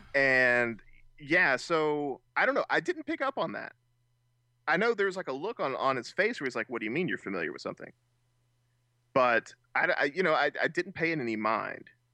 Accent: United States; being Americans

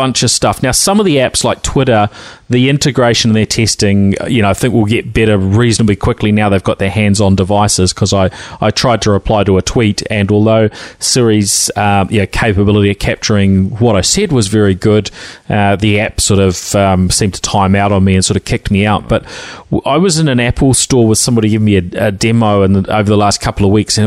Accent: New Zealand; accent: Kiwi twang; my Kiwi twang

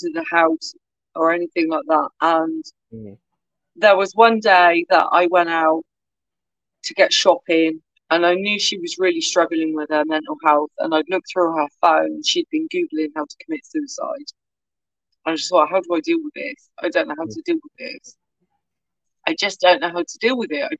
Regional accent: Swindon, South West England, United Kingdom; now in Cornwall, United Kingdom; I grew up in Swindon, and my granddad was an Irish immigrant to the UK.

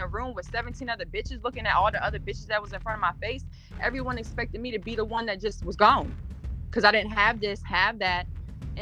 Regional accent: Salisbury, Maryland, United States; I'm from Salisbury, Maryland

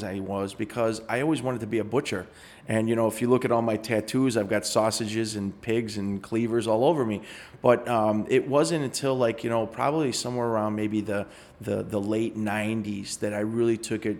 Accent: Chicago, Illinois, United States; I grew up on Harlem and Montrose

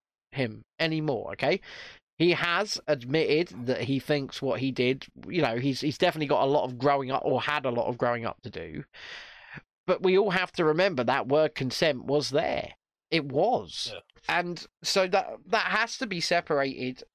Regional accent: United Kingdom

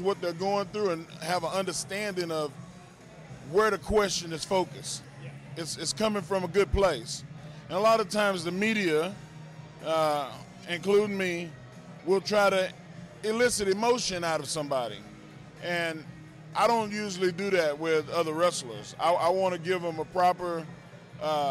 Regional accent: Silsbee, Texas, United States; I'm from Silsbee

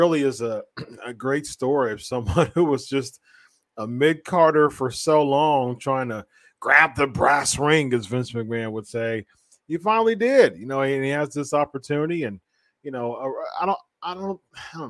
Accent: Columbus, Ohio, United States; in Columbus, Ohio, in my hometown

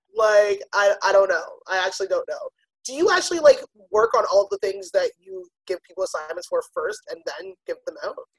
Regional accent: Toronto, Ontario, Canada; also born or lived in Pickering, Ontario; I grew up in Scarborough, but I moved to Pickering

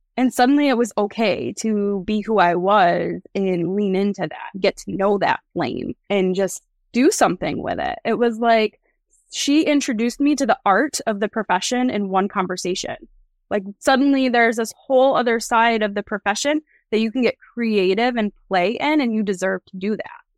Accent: New York, United States; my hometown here in New York

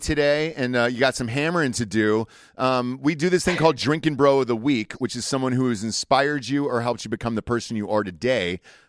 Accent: Atlanta, Georgia, United States; I'm from Atlanta. I'm a Georgia boy.

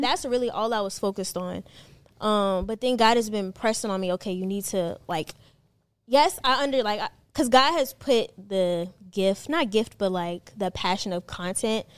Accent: Maryland, United States; also born or lived in North Carolina; now in Atlanta, United States; I lived in Maryland. That's where I was from. But then I moved from Maryland, North Carolina, North Carolina here

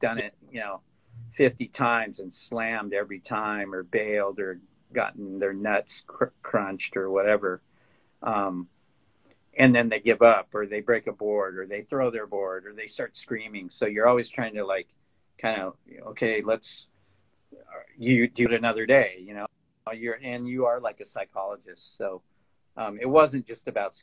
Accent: Fallbrook, California, United States; where I grew up in Fallbrook, you know, it's 20 miles from the coast

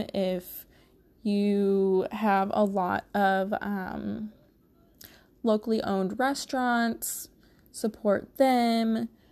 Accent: Missouri, United States; I am from the Midwest. Specifically, I'm from Missouri

